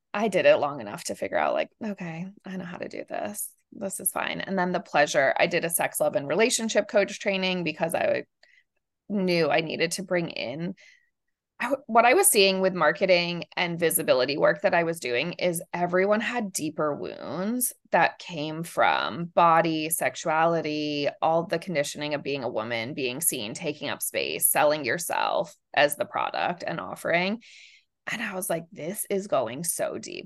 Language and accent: English; Amherst, Massachusetts, United States; moved away as an adult; also born or lived in rural Georgia / Argentina; I grew up in Amherst, Massachusetts, like most liberal little bubble, very academic